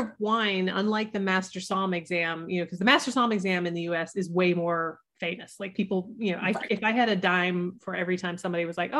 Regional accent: the South, United States; Well, it's funny because like I grew up in the South, and at that time, like wine was not a thing that we did in the South.

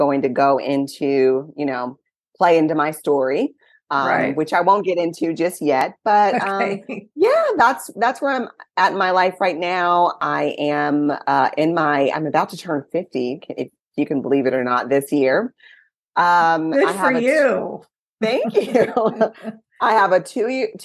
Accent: Milwaukee, Wisconsin, United States; I'm from Milwaukee.

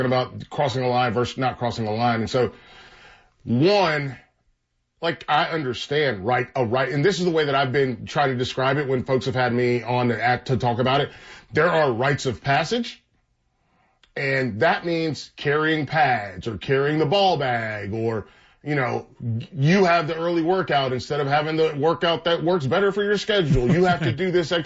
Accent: North Carolina, United States; we're all from North Carolina, most of us at least at the school

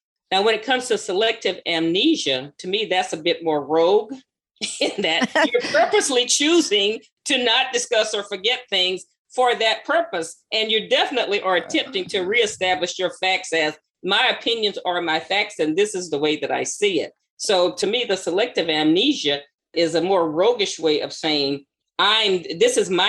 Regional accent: the South, United States; So when I think of segregation, first thing that comes to mind, growing up in the South, is separation.

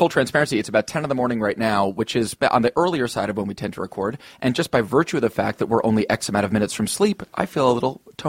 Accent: small Northeastern town, United States; born or raised there; moved away

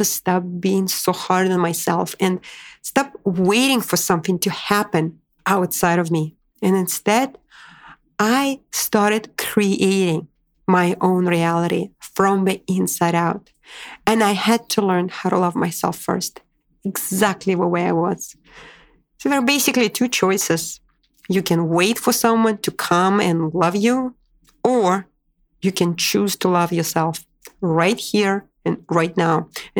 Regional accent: Moscow, Russia; also born or lived in Boise, United States / Washington, D.C., United States; now in New York City, United States; I moved from Moscow, Russia to Boise, Idaho to Washington, D.C. and ultimately to my dream destination where I instantly felt home, New York City

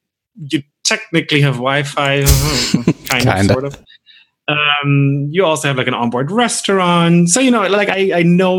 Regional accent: Bavaria, Germany; because we're both from Bavaria

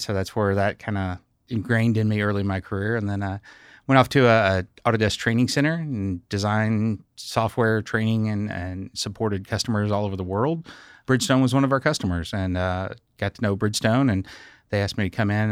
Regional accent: Scottsville, Kentucky, United States; I grew up in Scottsville, Kentucky, home of Dollar General stores.

